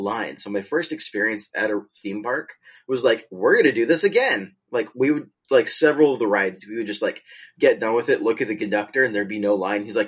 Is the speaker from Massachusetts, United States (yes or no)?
no; Southern California, United States; I grew up in Southern California